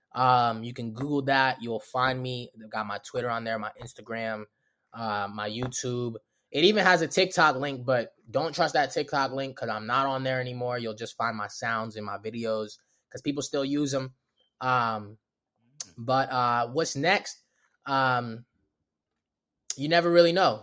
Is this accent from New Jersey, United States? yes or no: no; Baltimore, Maryland, United States; accent: Baltimore; also born or lived in Los Angeles; I'm from Baltimore